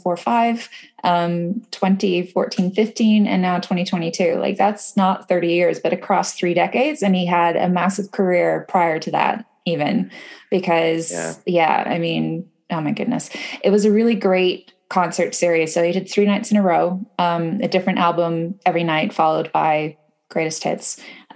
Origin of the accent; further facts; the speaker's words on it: Canada; I am Canadian.